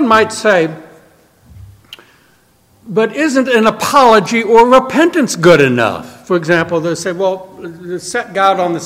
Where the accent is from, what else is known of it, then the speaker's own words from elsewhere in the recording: New Orleans, Louisiana, United States; moved away; I'm from New Orleans